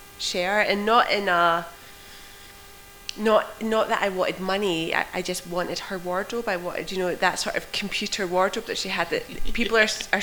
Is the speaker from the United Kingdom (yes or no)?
yes; United Kingdom; as a British teenager